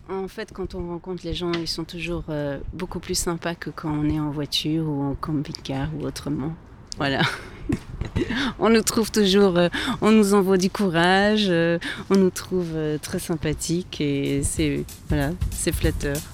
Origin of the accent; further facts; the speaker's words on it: Grenoble, Auvergne-Rhône-Alpes, France; now in Burgundy, France; je viens de Grenoble